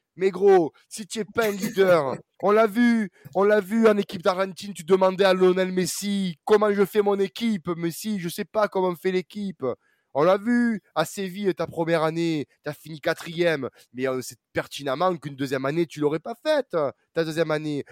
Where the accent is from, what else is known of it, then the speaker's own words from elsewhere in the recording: Marseille, Provence-Alpes-Côte d'Azur, France; en tant que Marseillais